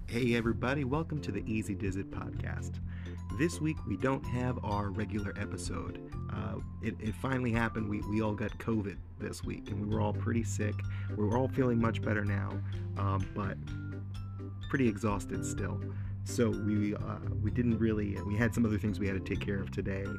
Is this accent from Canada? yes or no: no; New England, United States; New England, maybe specifically where I'm from